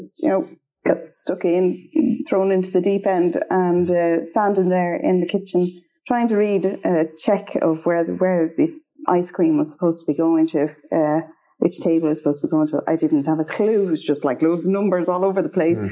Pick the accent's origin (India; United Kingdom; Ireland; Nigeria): Ireland; Straffan, Leinster; moved away as an adult; now in Sweden; I come from Strathfin and Kildare